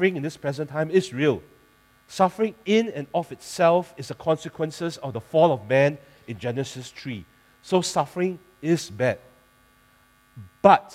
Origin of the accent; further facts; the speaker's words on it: Singapore; I'm a Singaporean